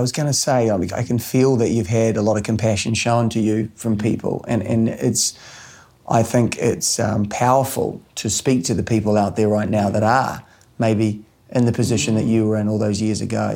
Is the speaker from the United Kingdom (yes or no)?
no; New Zealand; growing up in New Zealand